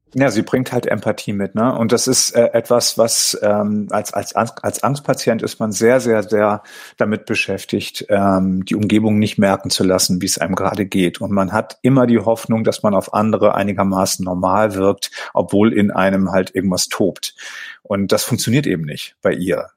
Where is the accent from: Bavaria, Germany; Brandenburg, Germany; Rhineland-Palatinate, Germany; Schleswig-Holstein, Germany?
Schleswig-Holstein, Germany; Tönning; Ich komme ja gebürtig aus Tönning